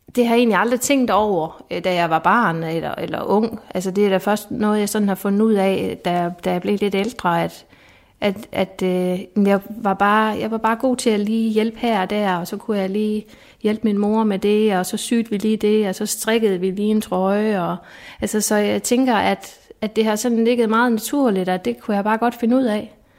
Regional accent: Esbjerg, Southern Denmark, Denmark; moved away as an adult; also born or lived in Sønderborg; jeg er fra Esbjerg

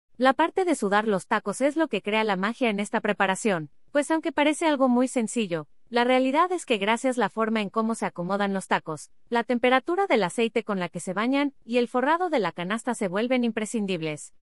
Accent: Mexico; Como mexicanos y más en el centro del país

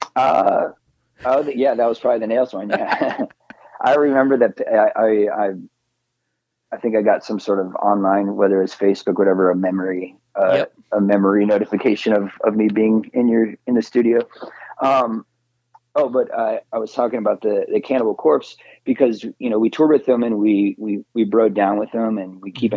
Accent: Phoenix, Arizona, United States; growing up in Phoenix, the Phoenix area

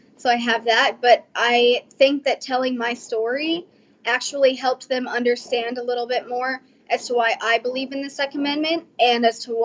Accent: Fort Worth, Texas, United States; I am from Fort Worth, Texas.

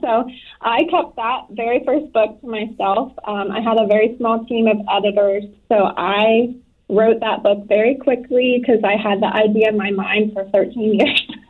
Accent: Florida, United States; moved away as an adult; I'm from Florida and I ended up marrying into the military

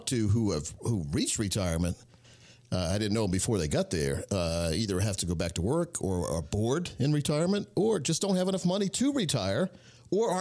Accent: Scotland County, North Carolina, United States; I grew up in Scotland County, North Carolina, which is right on the border of North and South Carolina

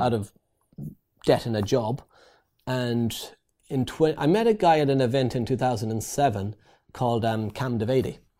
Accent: Ireland; moved away as an adult; also born or lived in East London; I'm Irish. In Ireland, we build houses.

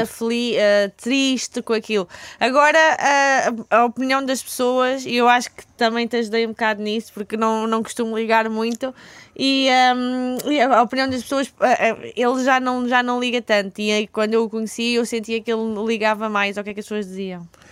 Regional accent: Elvas, Alentejo, Portugal; moved away as an adult; now in Lisbon, Portugal; eu sou, sou do Alentejo, né? sou de Elvas, tinha vindo para cá então estudar

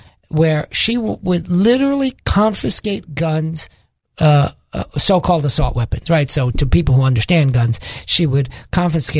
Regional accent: New York City, New York, United States; moved away; I'm originally from Brooklyn, New York

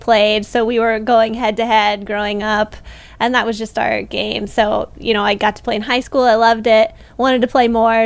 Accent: Missouri, United States; I grew up and played in Missouri

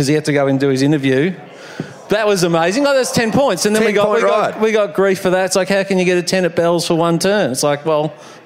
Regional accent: Frankston, Victoria, Australia; I'm from Frankston

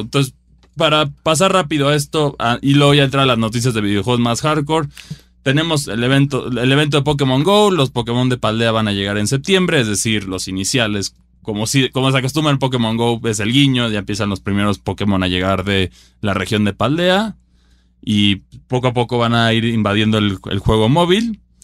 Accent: Mexico; yo como jugador mexicano

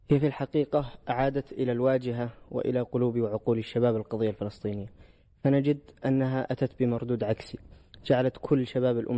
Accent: Yemen; وأنا من اليمن والجميع يعرف ماذا ما تعيشه اليمن

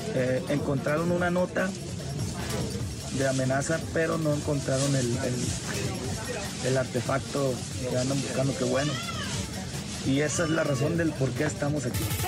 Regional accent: Tampico, Tamaulipas, Mexico; soy de Tampico.

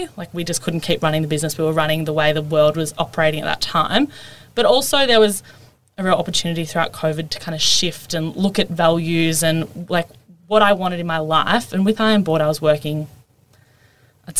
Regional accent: Melbourne, Victoria, Australia; also born or lived in Gold Coast; I grew up here in Melbourne

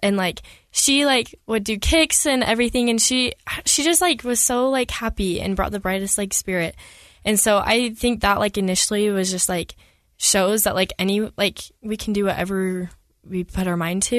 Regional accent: Millville, Utah, United States; I grew up in Millsville, Utah

